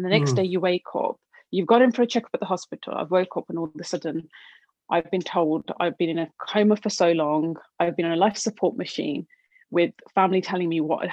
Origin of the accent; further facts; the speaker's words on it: Black Country, Birmingham, West Midlands, United Kingdom; I'm from the original Black Country part